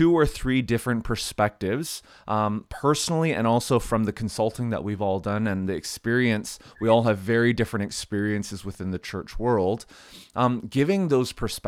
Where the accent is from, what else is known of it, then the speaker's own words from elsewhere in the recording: Canada; Hey, I'm Canadian, so this podcast neutral.